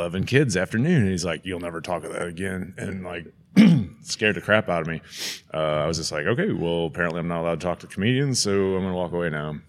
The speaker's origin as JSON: {"language": "English", "town": "St. Louis", "region": "Missouri", "country": "United States", "tie": "born or raised there", "said": "as a child growing up in St. Louis"}